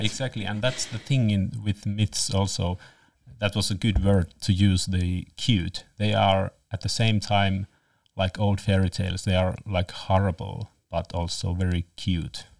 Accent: Lapland, Finland; I'm from Lapland

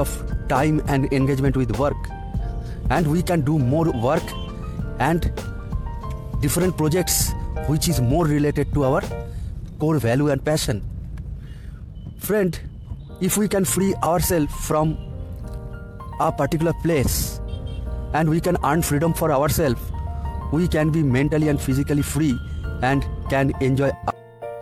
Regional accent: India; from India.

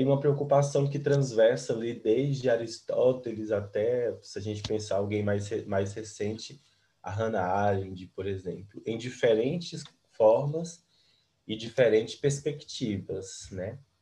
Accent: interior of Bahia, Brazil; moved away as an adult; now in Brasília, Brazil; E eu sou da Bahia, do interior da Bahia

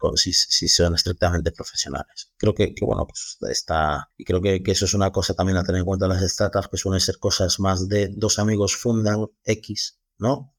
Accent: Galicia, Spain; nosotros somos gallegos

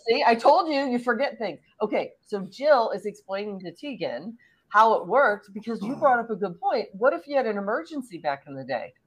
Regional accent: St. Louis, Missouri, United States; I grew up in St. Louis

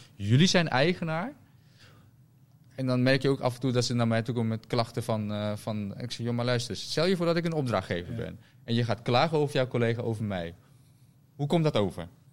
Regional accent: Rotterdam, South Holland, Netherlands; ik kom uit Rotterdam.

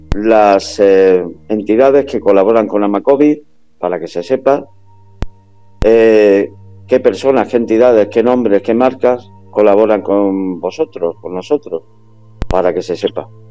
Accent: Málaga, Andalusia, Spain; now in Madrid, Spain; yo soy de Málaga

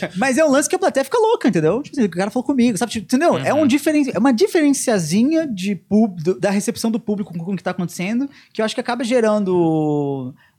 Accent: Rio Grande do Sul, Brazil; moved away; A gente aprende o hino do Rio Grande do Sul na escola

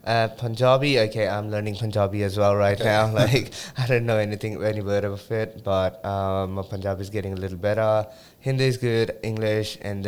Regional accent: Australia; also born or lived in Delhi, India; now in Montreal, Canada; I was born in Delhi, India, and then I lived in Australia the rest of my life.

